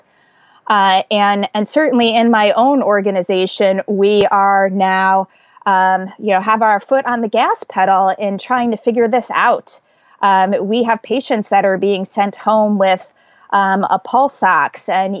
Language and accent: English; Northern New Jersey, United States; moved away as an adult; now in New York City, United States; I grew up in Northern New Jersey, so only actually 25 miles from where I live right now